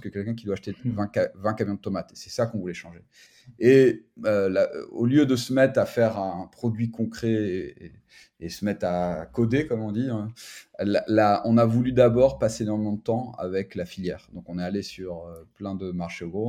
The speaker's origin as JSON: {"language": "French", "country": "France", "moved": "as an adult", "lives_now": "Barcelona, Spain", "said": "on est Français"}